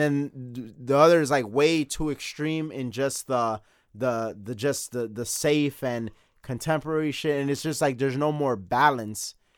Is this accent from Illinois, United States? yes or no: yes; Chicago, Illinois, United States; we are from Chicago